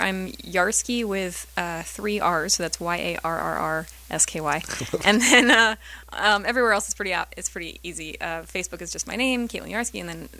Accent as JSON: {"language": "English", "region": "New York", "country": "United States", "said": "Yeah, I mean, it's kind of frenetic, but it's familiar for me because I'm from Long Island."}